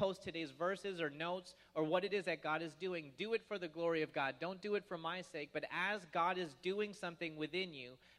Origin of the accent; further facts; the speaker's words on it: Toronto, Ontario, Canada; now in United States; Toronto, my dad would take me to the International Air Show